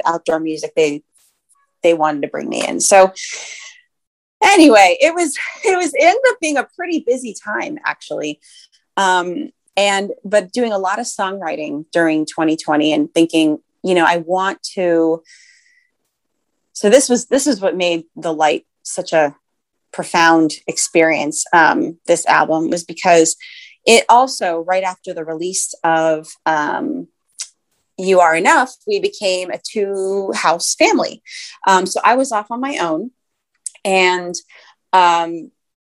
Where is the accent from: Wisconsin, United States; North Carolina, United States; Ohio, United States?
Ohio, United States; now in Bay Area, United States; I'm originally from Ohio